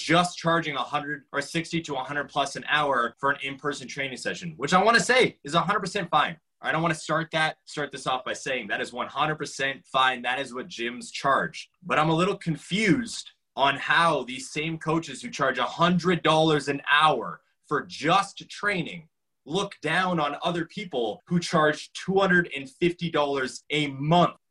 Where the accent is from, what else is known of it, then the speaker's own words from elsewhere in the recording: Calgary, Alberta, Canada; we are from Calgary, Alberta, and there's a lot of people there